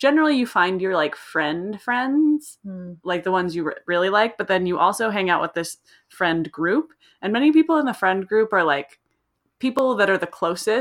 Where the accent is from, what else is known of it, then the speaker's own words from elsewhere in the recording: Half Moon Bay, California, United States; I was from Half Moon Bay